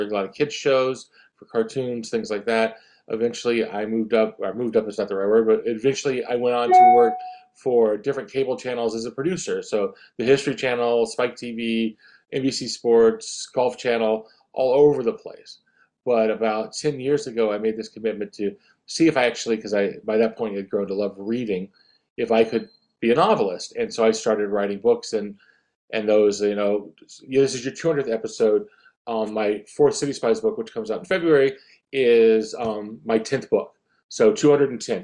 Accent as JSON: {"language": "English", "town": "Atlantic Beach", "region": "Florida", "country": "United States", "tie": "born or raised there", "also_born_or_lived": "Italy", "said": "I grew up in a small beach town near Jacksonville um, called Atlantic Beach, Florida"}